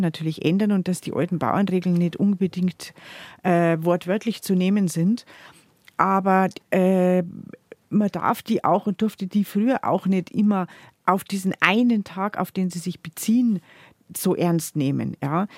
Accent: Chiemgau, Bavaria, Germany; bei uns im Chiemgau

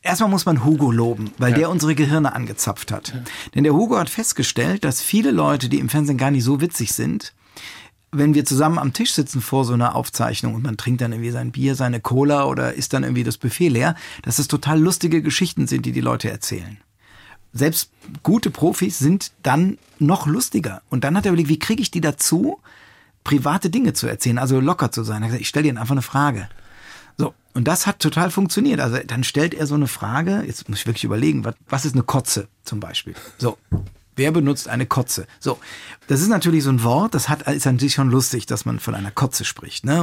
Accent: Rhineland, Germany; also born or lived in Palatinate; ich komme aus dem Rheinland

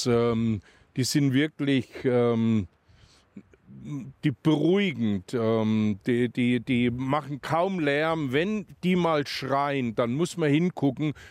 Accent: Kleintettau, Bavaria, Germany; accent: Kleintettau dialect; in unserem Kleintedauer Dialekt, jung, wenn die Grenz wieder aufgeht.

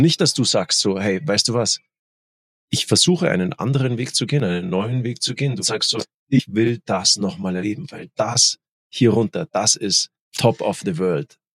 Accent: Germany; Bei uns in Deutschland

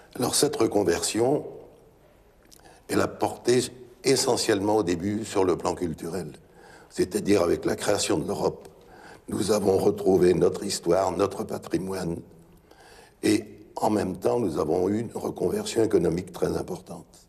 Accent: Lille, Hauts-de-France, France; je suis un Lillois d'origine et j'étais commerçant lillois

